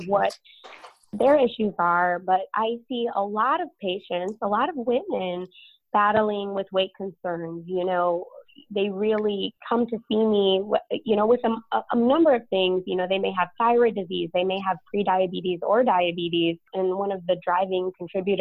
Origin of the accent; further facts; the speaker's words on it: Chicago, Illinois, United States; moved away as an adult; now in San Antonio, United States; I'm originally from Chicago